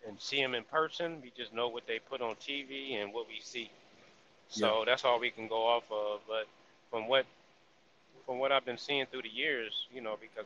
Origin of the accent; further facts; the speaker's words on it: Texas, United States; I'm going to do my hometown